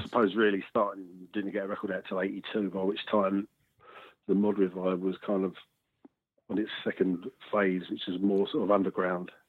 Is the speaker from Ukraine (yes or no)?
no; London, United Kingdom; we came from South London